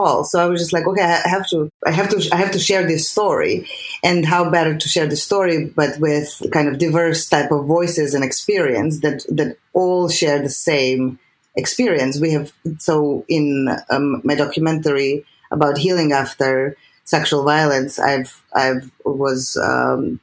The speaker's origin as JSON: {"language": "English", "country": "Serbia", "tie": "born or raised there", "second_language": "English", "moved": "as an adult", "said": "I'm from Serbia."}